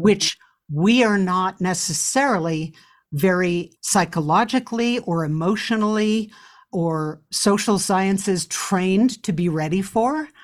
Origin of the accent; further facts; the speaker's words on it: New York City, New York, United States; as a child growing up in New York City